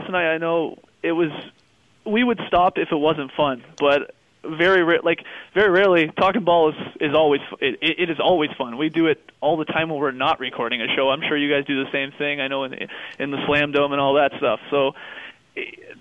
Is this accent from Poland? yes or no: no; Canada; being a Canadian